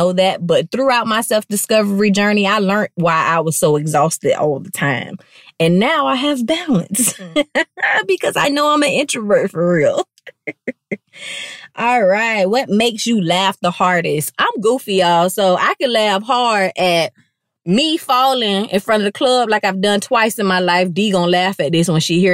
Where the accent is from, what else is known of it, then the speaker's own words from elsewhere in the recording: Palm Beach, Florida, United States; I'm from Palm Beach